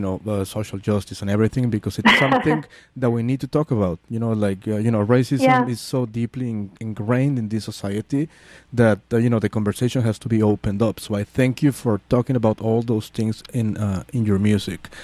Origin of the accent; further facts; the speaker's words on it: Mexico City, Mexico; moved away; I'm from Mexico City